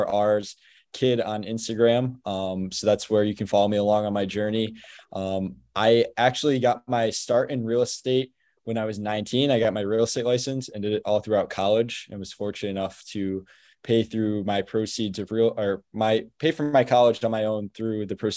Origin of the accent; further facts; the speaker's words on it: Albany, New York, United States; I grew up in Albany, New York, which is the capital of New York. I grew up here locally, went to school here